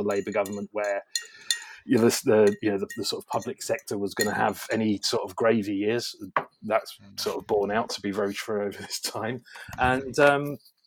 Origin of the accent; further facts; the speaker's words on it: London, United Kingdom; I grew up in London, a child of the 70s, grew up in the 80s.